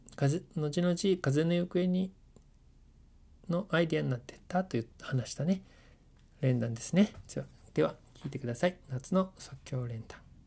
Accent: Yokohama, Kanagawa, Japan; 神奈川県横浜市、あ、僕の出身地ですね

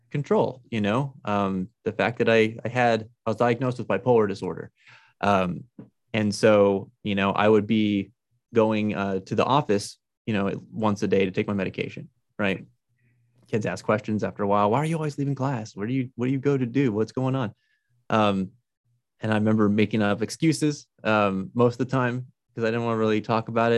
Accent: Albuquerque, New Mexico, United States; also born or lived in Farmington, New Mexico; I grew up in Albuquerque, New Mexico

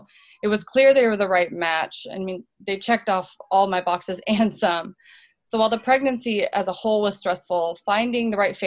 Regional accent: Orlando, Florida, United States; I was born and raised in Orlando, Florida

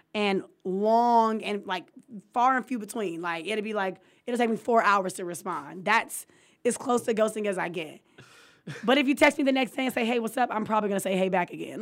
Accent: California, United States; I'm from California

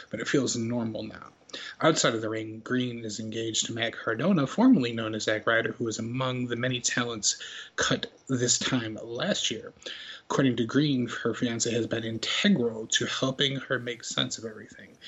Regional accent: Canada; But I'm like, yeah, but I'm Canadian.

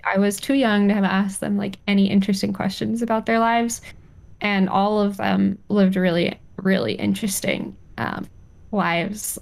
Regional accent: Colorado, United States; moved away; I, spent some time growing up in Colorado, and sage is everywhere

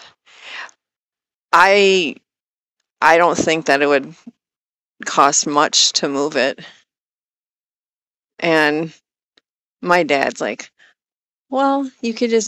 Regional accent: Wisconsin, United States; moved away as an adult; moving back to my home state of Wisconsin

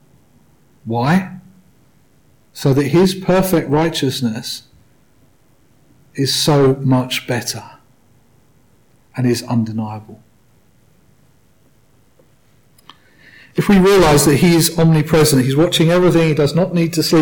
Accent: United Kingdom; I say that as a British man.

